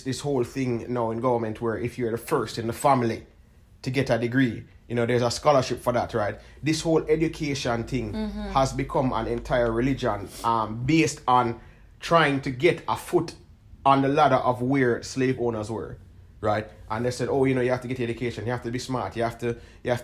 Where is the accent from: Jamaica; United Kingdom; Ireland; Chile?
Jamaica; we're from Jamaica